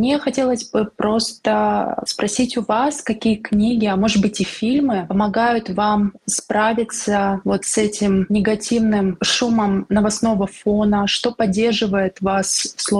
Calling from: Saint Petersburg, Russia; Добрый день … я из Санкт-Петербурга

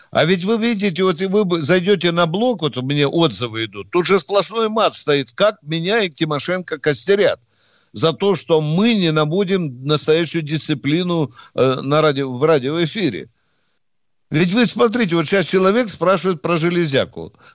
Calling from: Kaluga, Kaluga Oblast, Russia; Алло, с Калуги звонит.

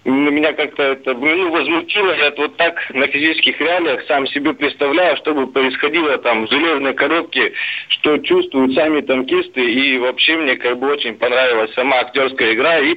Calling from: Khabarovsk Krai, Russia; Да, это город на Дальнем Востоке, в Хабаровском крае.

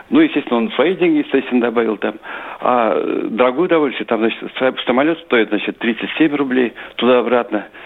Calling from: Kazan, Tatarstan, Russia; Значит, я из Казани.

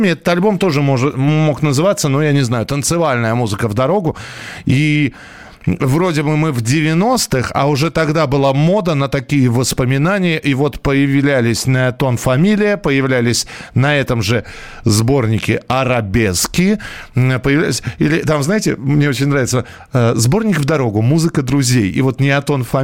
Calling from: Valencia, Valencian Community, Spain; Здравствуйте … из Испании, Валенсии.

